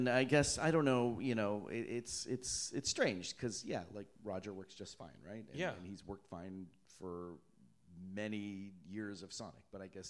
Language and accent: English; Toronto, Ontario, Canada; Yeah, I'm from Canada, eh? So are there any Canadians out here?